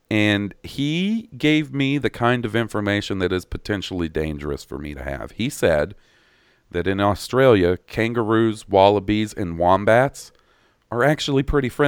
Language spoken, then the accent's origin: English; Columbus, United States; growing up in Columbus with the Air Force Base right there, seeing planes is super common.